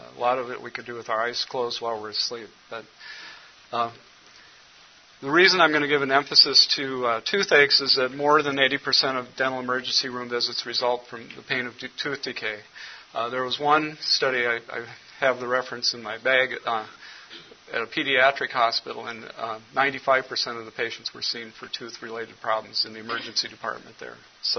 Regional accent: Cameroon; born there; also born or lived in United States; I was born in Cameroon, West Africa. My parents were missionaries there. So I got an early introduction to missions. Came back to the United States, got educated

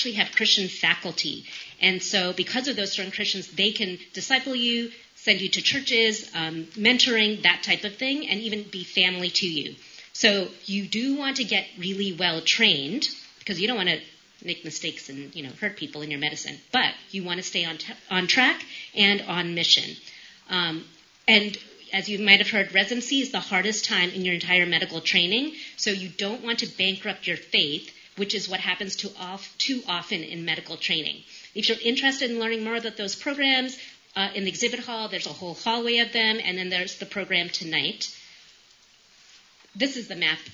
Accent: New York, United States; moved away as an adult; now in Appalachia, United States; I'm from New York. We live in rural Appalachia.

